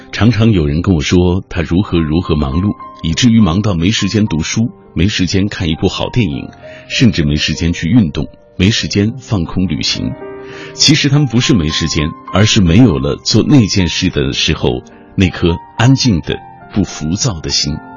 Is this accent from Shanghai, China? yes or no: no; Xinjiang, China; moved away; 我是从新疆来的